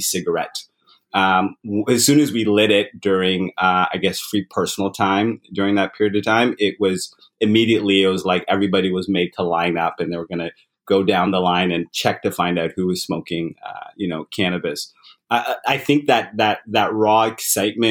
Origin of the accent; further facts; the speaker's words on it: London, Ontario, Canada; moved away as an adult; also born or lived in Uganda / Zimbabwe / England; now in Toronto, Canada; we immigrated to Canada when I was still fairly young, grew up in London, Ontario.